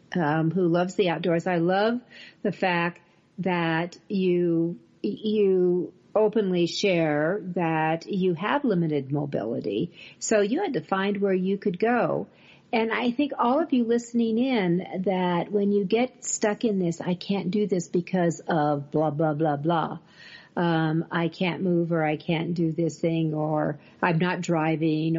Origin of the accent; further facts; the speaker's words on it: California, United States; now in Colorado, United States; I came from California, where I'm a native